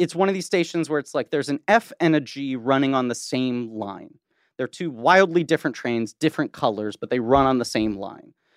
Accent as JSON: {"language": "English", "town": "New York City", "region": "New York", "country": "United States", "tie": "born or raised there", "said": "I grew up in Manhattan"}